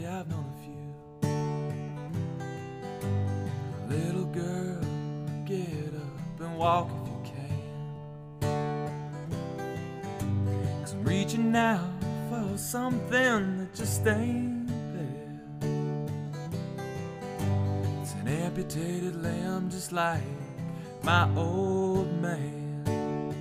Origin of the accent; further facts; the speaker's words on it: about an hour outside of Pittsburgh, Western Pennsylvania, United States; moved away as an adult; now in Nashville, United States; I'm from Western Pennsylvania originally.